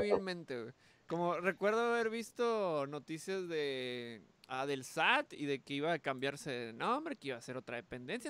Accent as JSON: {"language": "Spanish", "country": "Mexico", "said": "Soy mexicano"}